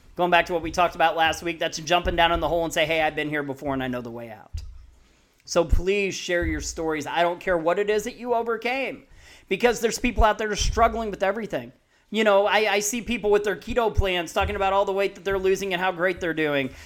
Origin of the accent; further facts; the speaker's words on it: Peoria, Illinois, United States; moved away; also born or lived in Missouri; I grew up ear, early childhood in Peoria